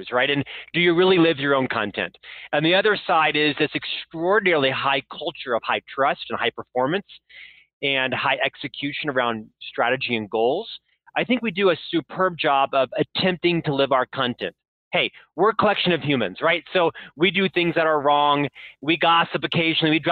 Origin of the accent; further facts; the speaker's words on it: Orlando, Florida, United States; moved away as an adult; also born or lived in Provo, Utah; now in Salt Lake City, United States; I actually am from Orlando, Florida, Born and raised in Central Florida